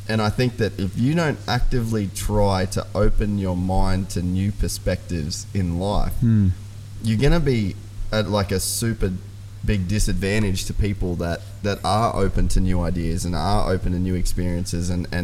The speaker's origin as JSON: {"language": "English", "area": "Cape York", "region": "Queensland", "country": "Australia", "tie": "born or raised there", "said": "growing up in Cape York, I always had a real appreciation for small communities"}